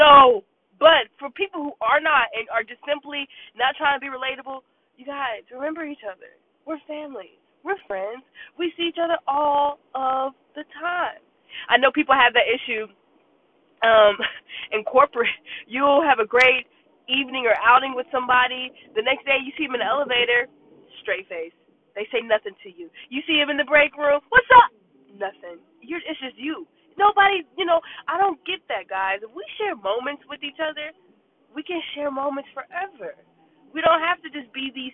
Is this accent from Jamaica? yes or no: yes; Jamaica; now in Decatur, Georgia, United States; my entire childhood was raised in Jamaica.